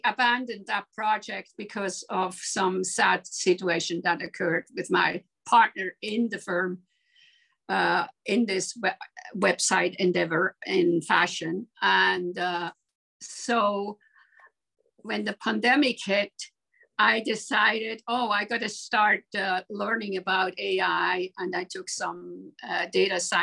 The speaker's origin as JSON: {"language": "English", "country": "Switzerland", "tie": "born or raised there", "also_born_or_lived": "Aarau / New York", "moved": "yes", "said": "I grew up in Switzerland, and I was a nose for La Maison Firmenich in Geneva"}